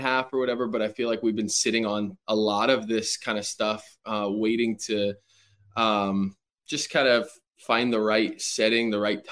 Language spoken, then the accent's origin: English; Manitoba, Canada; moved away; also born or lived in Winnipeg / California; I grew up in a very small, not even town, probably in the fields of Manitoba, Canada